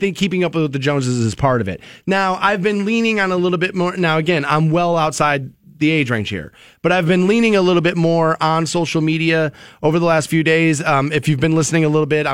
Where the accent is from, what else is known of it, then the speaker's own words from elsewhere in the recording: Aurora Shores, Ohio, United States; I grew up in Aurora Shores, I mean, a very well-to-do community back in the 80s, early 90s